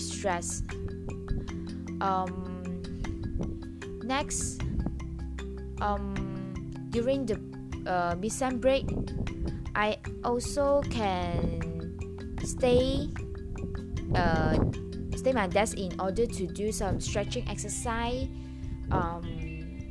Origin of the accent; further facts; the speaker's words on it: Ipoh, Perak, Malaysia; I will go back to Ipoh, my hometown